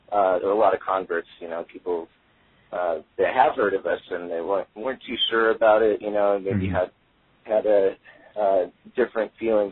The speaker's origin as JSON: {"language": "English", "town": "Des Moines", "region": "Iowa", "country": "United States", "tie": "born or raised there", "moved": "as an adult", "lives_now": "Los Angeles, United States", "said": "growing up in Des Moines"}